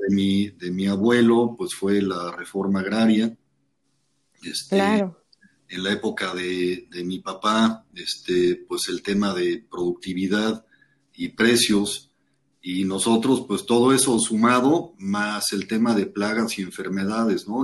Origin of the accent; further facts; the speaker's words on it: Tapachula, Chiapas, Mexico; also born or lived in Mexico City; yo nací en la Ciudad de México. Mi mamá, este, en esa época, pues vivía en la finca, aquí en Tapachula, en Argovia. Y por tema de hospitales, probablemente decidió que mejor en la Ciudad de México. Nací allá, pero toda mi infancia la pasé en la finca